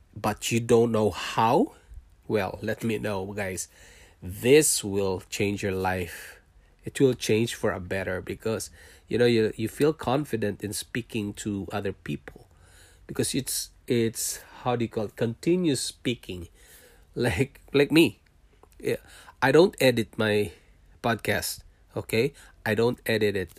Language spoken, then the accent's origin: English; Philippines; moved away as an adult; also born or lived in Singapore; now in Canada